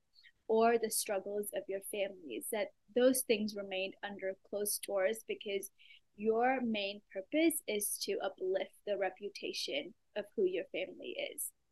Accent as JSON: {"language": "English", "region": "Dubai", "country": "United Arab Emirates", "tie": "born or raised there", "moved": "yes", "lives_now": "Oklahoma City, United States", "said": "I was born in Dubai, which for those that don't know where that is, it is a small country in United Arab Emirates, which is in the Middle East. But though I grew up in a Middle Eastern country, I was very much immersed in my own culture. I went to an Indian school."}